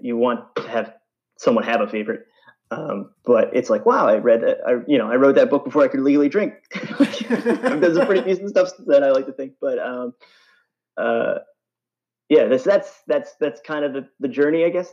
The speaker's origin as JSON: {"language": "English", "town": "East Islip", "region": "New York", "country": "United States", "tie": "born or raised there", "also_born_or_lived": "Boston", "said": "I grew up on Long Island, uh, New York, so suburban New York. Um, kind of the middle of the island, if anyone knows uh, Islip, um, East Islip area"}